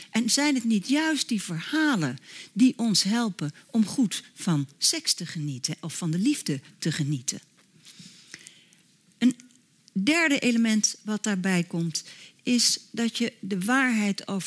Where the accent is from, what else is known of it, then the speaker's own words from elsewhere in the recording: Netherlands; Zodat ik meer op zoek ben naar de verbintenis dan mij onmiddellijk terug te trekken in mijn, hoera, ik ben een Nederlander, hartstikke vrij, identiteit.